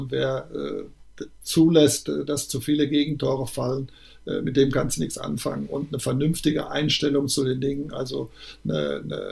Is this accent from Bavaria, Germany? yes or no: no; North Rhine-Westphalia, Germany; Das ist eine Form von Sauer, ich bin ja Sauerländer, eine Form von sauerländischen Humor.